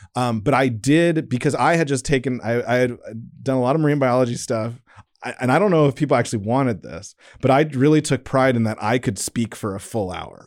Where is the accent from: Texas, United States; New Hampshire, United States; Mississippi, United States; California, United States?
California, United States; San Diego; moved away; Growing up in San Diego